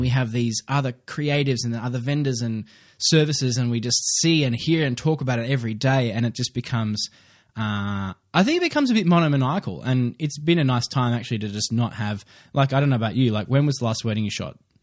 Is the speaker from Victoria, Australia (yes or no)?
no; Queensland, Australia; I'm a Queenslander.